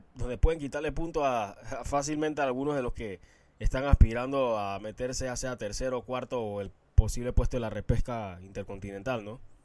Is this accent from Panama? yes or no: yes; Panama; Somos panameños